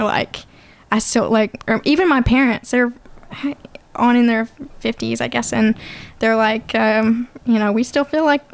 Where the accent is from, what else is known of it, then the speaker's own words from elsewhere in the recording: Hope, Arkansas, United States; moved away; I grew up in Southwest Arkansas